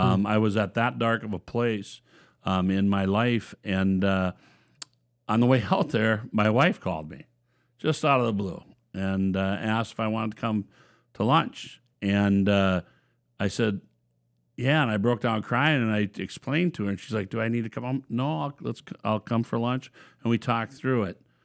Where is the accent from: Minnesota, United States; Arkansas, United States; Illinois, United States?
Minnesota, United States; Watkins; born and raised in Watkins, Minnesota